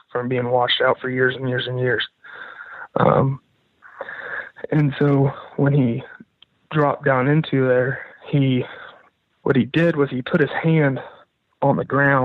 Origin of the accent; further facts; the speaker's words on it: Arkansas, United States; I'm from Arkansas.